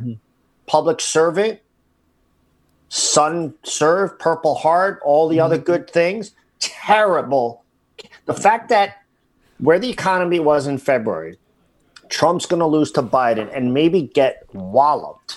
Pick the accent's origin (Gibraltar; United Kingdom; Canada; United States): United States; New Jersey; moved away; you and I grew up in New Jersey